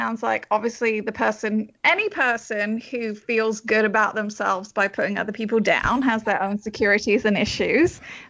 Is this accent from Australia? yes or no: no; London, United Kingdom; now in Orlando, United States; I'm actually originally from London.